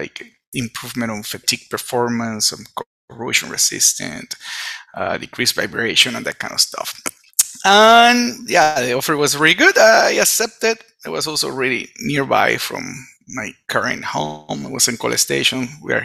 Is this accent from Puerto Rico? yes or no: yes; Puerto Rico; I was born in Puerto Rico. Come from Puerto Rico